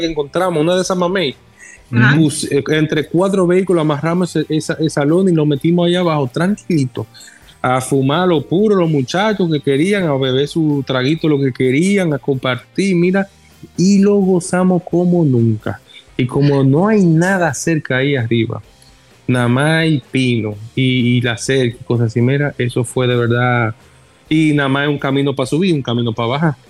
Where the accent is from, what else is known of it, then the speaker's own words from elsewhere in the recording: La Vega, Dominican Republic; cuando yo me crié en La Vega, en una finca que tenía mi abuelo de parte de madre.